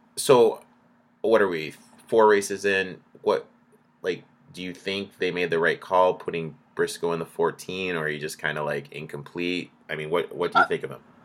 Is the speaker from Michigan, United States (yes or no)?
yes; Michigan, United States; I grew up in Michigan